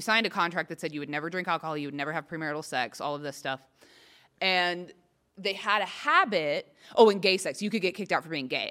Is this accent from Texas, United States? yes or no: yes; Texas, United States; accent: southern; moved away as an adult; also born or lived in Arkansas; now in Los Angeles, United States; I didn't grow up in Arkansas. I grew up in Texas